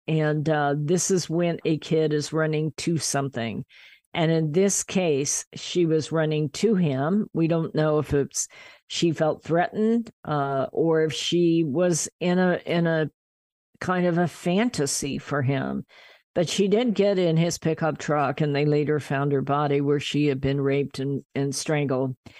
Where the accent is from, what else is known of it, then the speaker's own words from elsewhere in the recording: Kansas, United States; moved away as an adult; now in California, United States; I was from Kansas